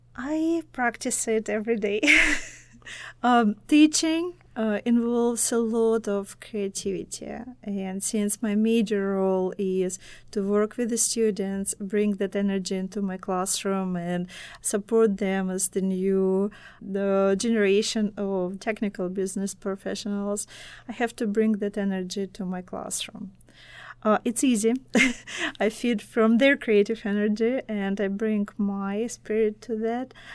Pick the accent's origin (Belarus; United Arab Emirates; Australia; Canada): Belarus; first language Russian; English is a second language; now in United States; my, uh, home, uh, home country is Belarus, and my native language, Russian